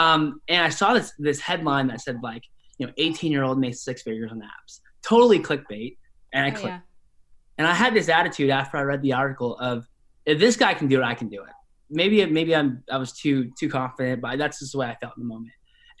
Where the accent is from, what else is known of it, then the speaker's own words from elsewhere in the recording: Spokane, Washington, United States; So I was raised in Spokane, Washington, and Spokane, Washington is more or less a working class city in Eastern Washington.